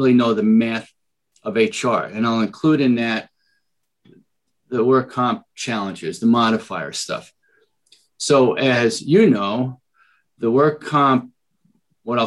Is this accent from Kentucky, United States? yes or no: no; New York City, New York, United States; accent: Bronx; moved away as an adult; now in San Diego, United States; you'll hear my Bronx accent, right? So that's where it all started. And at 20, I moved out to California to work on a tuna boat in San Diego, and I never left